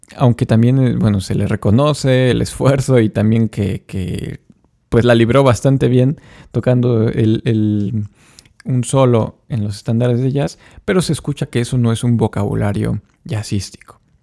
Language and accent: Spanish; Mexico; soy violinista mexicano